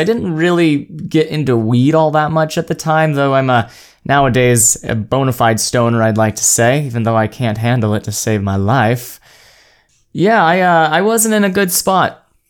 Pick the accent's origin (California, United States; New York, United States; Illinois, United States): California, United States; also born or lived in Oregon / Arizona; I was born in Oregon back in 1997, moved to Arizona, lived out my time there, went to elementary school, that fun stuff, went over to California and did middle school, high school